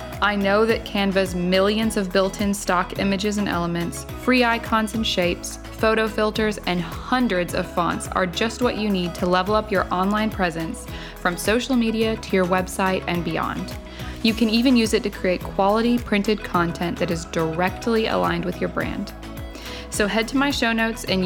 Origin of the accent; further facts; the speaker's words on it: Alabama, United States; I grew up in Alabama